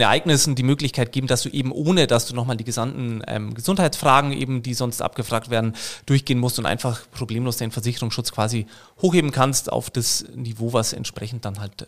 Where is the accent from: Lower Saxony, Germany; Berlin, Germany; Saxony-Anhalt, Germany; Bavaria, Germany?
Bavaria, Germany; Munich; in München, wo ich herkomme